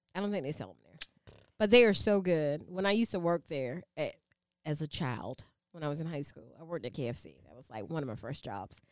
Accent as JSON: {"language": "English", "region": "the South", "country": "United States", "said": "I'm from the South. We eat everything."}